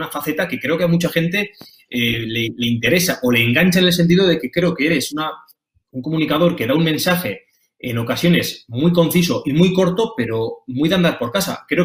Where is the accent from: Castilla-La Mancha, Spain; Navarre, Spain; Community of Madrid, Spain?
Navarre, Spain; Pamplona; los dos somos, somos navarros, somos de Iruña